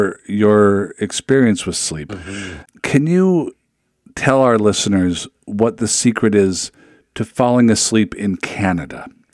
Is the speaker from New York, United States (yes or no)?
no; Seattle, Washington, United States; Sir, I'm from Seattle.